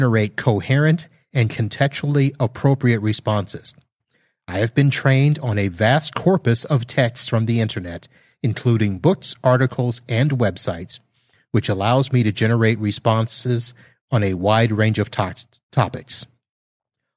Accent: Satellite Beach, Florida, United States; moved away; my hometown of Satellite Beach, Florida

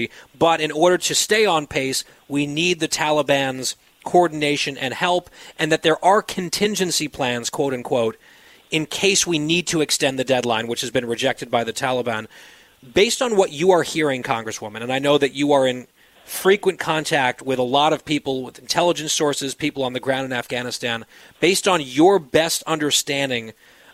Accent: United States; as an American

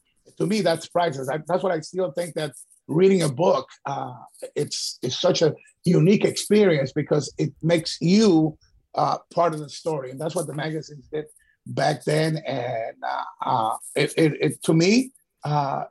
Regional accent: Ecuador; moved away; as a kid growing up in Ecuador

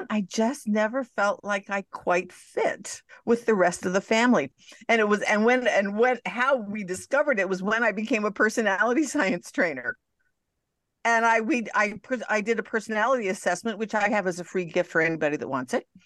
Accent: Montreal, Quebec, Canada; Well, I'm Canadian. I'm going home to visit.

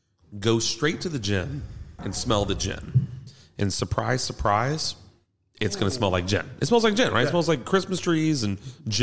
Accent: Kentucky, United States; I'm from Kentucky. Definitely. We're all from Kentucky, right?

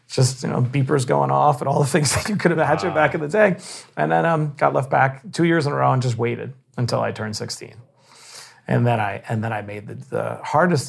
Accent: New York City, New York, United States; I grew up in Bayside, Queens.

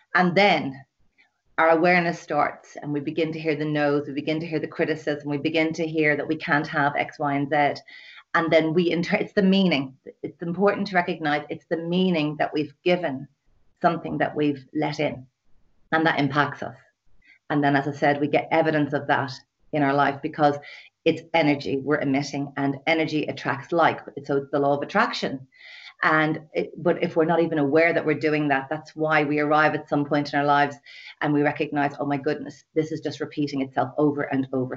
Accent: Dublin, Leinster, Ireland; now in west of Ireland, Ireland; I'm from Dublin, living in the west of Ireland in a lovely little sleepy village

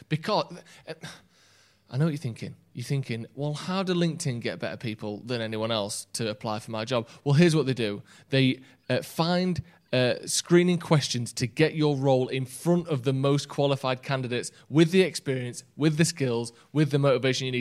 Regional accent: England, United Kingdom; I've lived here on my life

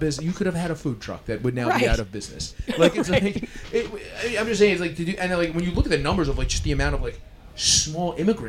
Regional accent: New York City, New York, United States; So I'm born and raised in New York City

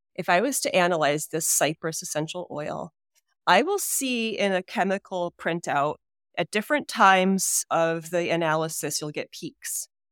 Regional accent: Hudson Valley, New York, United States; also born or lived in Detroit, Michigan; when I was three years old, we moved to the Hudson Valley of New York.

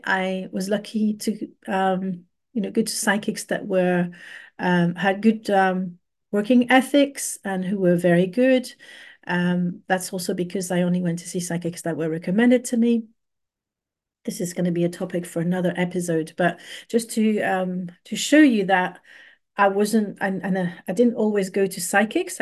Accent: Paris, Île-de-France, France; moved away as an adult; also born or lived in London, United Kingdom; now in Bristol, United Kingdom; I was very privileged to grow up in Paris

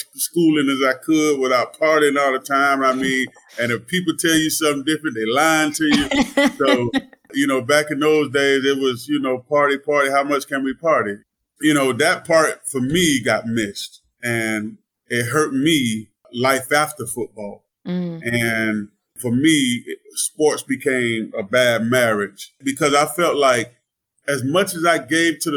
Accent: Melbourne, Florida, United States; I grew up in Melbourne, Florida

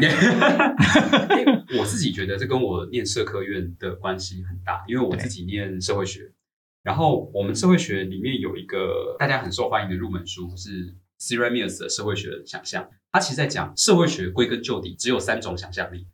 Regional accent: Taiwan; 我们台湾人去看他们中学上课

